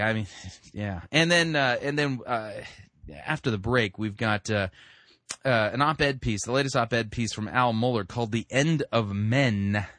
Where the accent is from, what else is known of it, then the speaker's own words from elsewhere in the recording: California, United States; I mean, when I grew up in Southern California, so we had, like, channel 2, channel 4, channel 5, channel 6